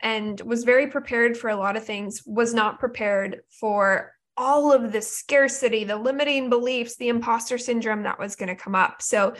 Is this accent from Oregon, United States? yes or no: yes; Oregon, United States; now in Southern California, United States; I'm in Southern California. I'm from Oregon. That's where my whole family lives.